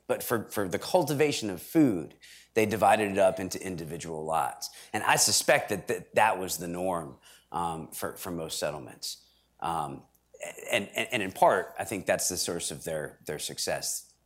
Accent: Stratford, Connecticut, United States; I'm from Stratford, Connecticut, which was established in 1639

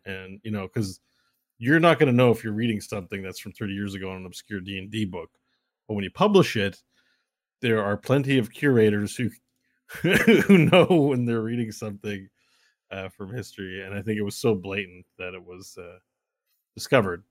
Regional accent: Canada; I'm Canadian

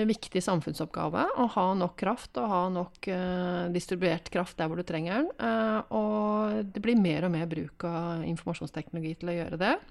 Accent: Drammen, Buskerud, Norway; Jeg er fra Drammen

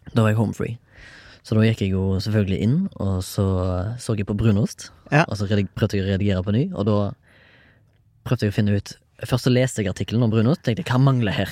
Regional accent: Haugesund, Rogaland, Norway; jeg er jo fra Haugesund

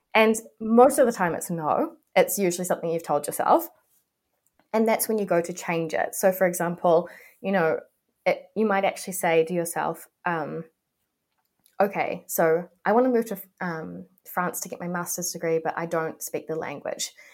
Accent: New Zealand; I am a New Zealander

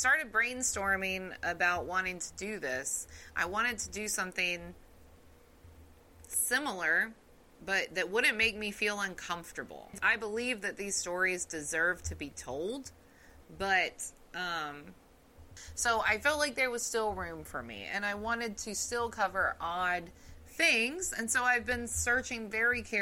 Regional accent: the South, United States; accent: southern; my southern accent really comes out

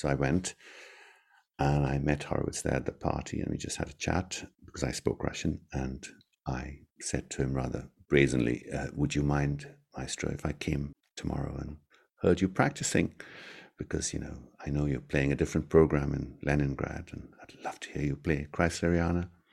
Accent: Mumbai, Maharashtra, India; now in Scotland, United Kingdom; in my hometown, we did two concerts in Mumbai, which, which was incredible, because that's where I was born and brought up

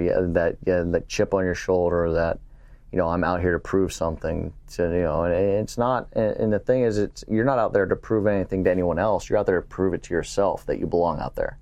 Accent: San Antonio, Texas, United States; also born or lived in Pittsburgh / Louisiana; now in Houston, United States; I'm a Texan. I, you know, I was born in San Antonio, even though we moved out to Pittsburgh, I was, we were back in San Antonio and, and now living in Houston

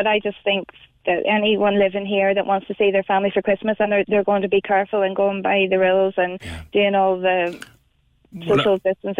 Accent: County Down, Northern Ireland, United Kingdom; moved away as an adult; now in Cork, Ireland; I'm from County Down, and I know it's an area of the Ards Peninsula which doesn't have many COVID cases.

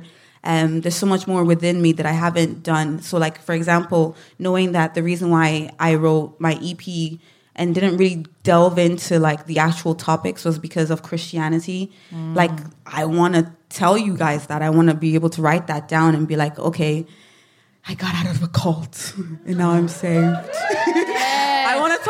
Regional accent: Nigeria; now in Ireland; the duality of being Nigerian and also being Irish and living in Ireland for so long, feeling misunderstood.

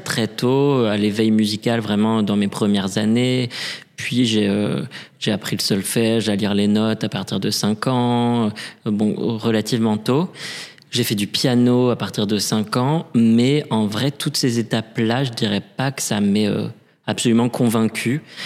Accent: Paris, Île-de-France, France; also born or lived in Lille; J'ai grandi à Paris, euh, je suis né à Paris

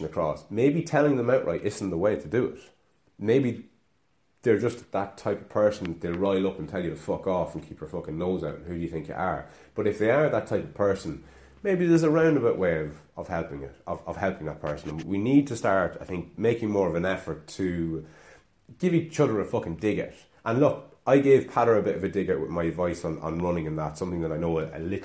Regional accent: Ireland; accent: Irish

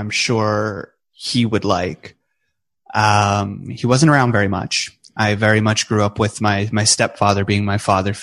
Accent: New Brunswick, Canada; born or raised there; also born or lived in British Columbia

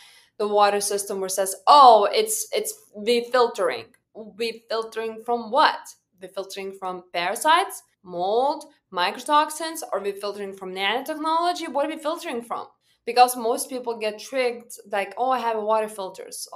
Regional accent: Lithuania; moved away; I was born and raised back home in Lithuania

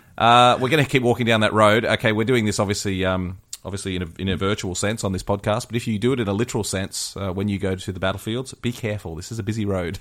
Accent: Australia; as an Aussie

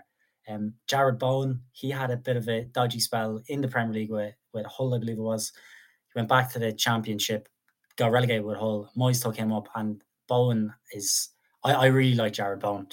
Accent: Ireland; as an Irish man

